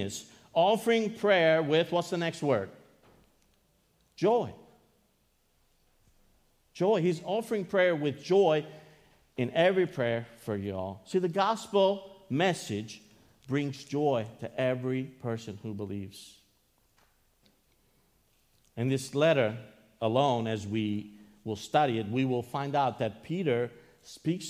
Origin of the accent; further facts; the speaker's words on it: Greece; I am from Greece